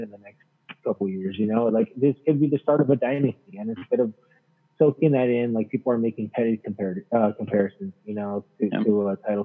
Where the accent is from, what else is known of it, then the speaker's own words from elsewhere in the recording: United States; I'm American